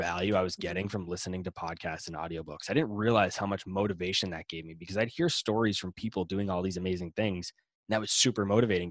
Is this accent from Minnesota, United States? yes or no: no; Boston, Massachusetts, United States; I'm from Boston